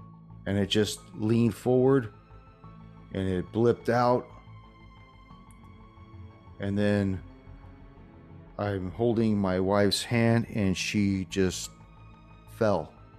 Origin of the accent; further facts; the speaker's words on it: Arizona, United States; No, I'm from Arizona. We're just out here on vacation.